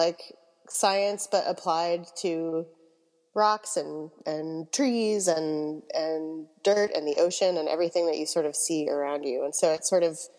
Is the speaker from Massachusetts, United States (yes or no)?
yes; Massachusetts near Cape Cod, United States; I grew up in Massachusetts near Cape Cod